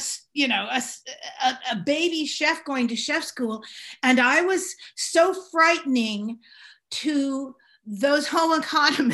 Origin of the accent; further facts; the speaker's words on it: San Francisco, California, United States; also born or lived in Marin County, California; I grew up in San Francisco. I grew up in Marin